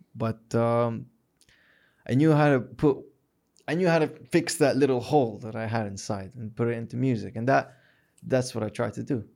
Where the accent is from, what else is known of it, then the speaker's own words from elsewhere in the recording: Hijaz, Saudi Arabia; we're from the Hijaz